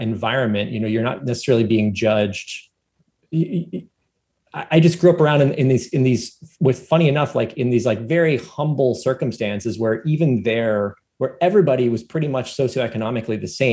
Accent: Philadelphia, Pennsylvania, United States; I grew up in Philadelphia

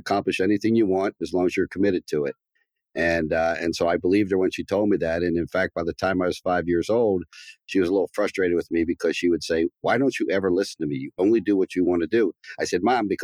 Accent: Baltimore, Maryland, United States; I grew up in a very kind of middle-class neighborhood

